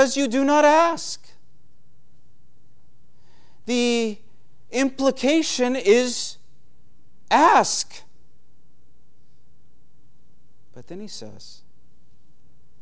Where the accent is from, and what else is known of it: United States